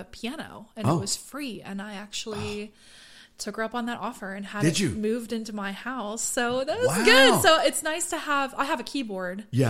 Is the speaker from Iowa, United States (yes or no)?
no; Butler, Pennsylvania, United States; moved away as an adult; now in Nashville, United States; I'm from Butler, Pennsylvania